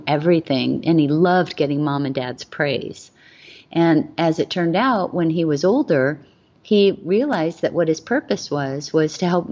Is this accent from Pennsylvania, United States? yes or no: no; Hawaii, United States; I was raised in Hawaii